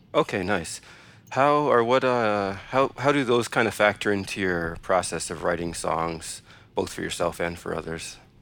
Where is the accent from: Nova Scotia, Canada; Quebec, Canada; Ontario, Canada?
Ontario, Canada; Toronto; We're from Toronto